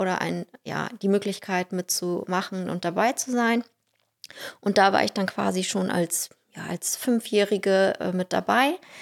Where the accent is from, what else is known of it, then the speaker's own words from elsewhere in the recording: Russia; now in Ganderkesee, Germany; ich bin in Russland geboren und aufgewachsen